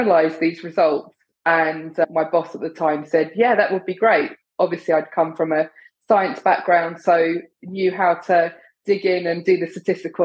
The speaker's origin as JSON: {"language": "English", "region": "London", "country": "United Kingdom", "moved": "yes", "lives_now": "New York City, United States", "said": "I'm originally from London in the UK"}